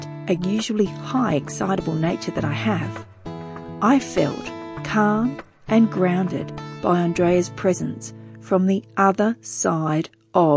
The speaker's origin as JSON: {"language": "English", "area": "Wiradjuri country", "region": "New South Wales", "country": "Australia", "tie": "born or raised there", "moved": "yes", "lives_now": "Brisbane, Australia", "said": "I was born on Wiradjuri country"}